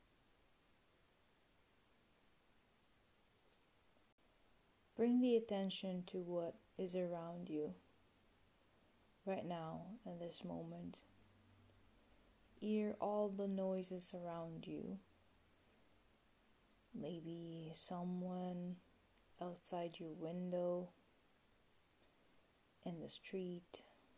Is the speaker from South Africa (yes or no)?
no; Italy; English is a second language; moved away; I'm originally from Italy, in case you were already wondering about my accent